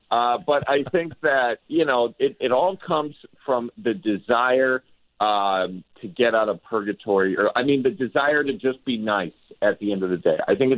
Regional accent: Wisconsin, United States; moved away

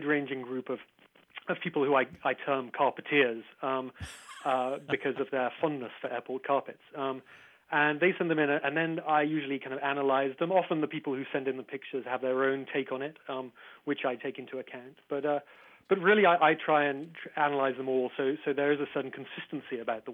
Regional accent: England, United Kingdom

